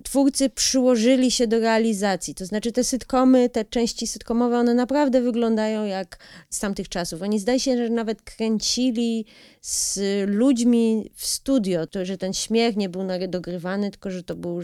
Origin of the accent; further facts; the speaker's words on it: United States; now in Poland; ja się w, w, wychowałam, du, lwią część mojego dzieciństwa spędziłam w Stanach